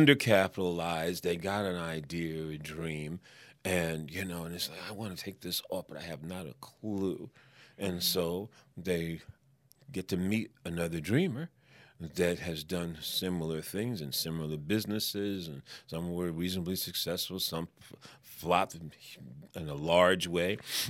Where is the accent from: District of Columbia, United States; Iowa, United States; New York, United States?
New York, United States; I'm a New Yorker, so hey, I got it.